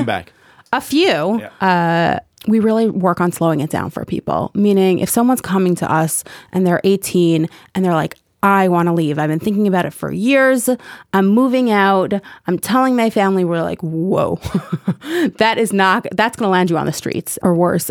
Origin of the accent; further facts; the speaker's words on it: New York City, New York, United States; When I was growing up in Kew Gardens as a modern Orthodox young girl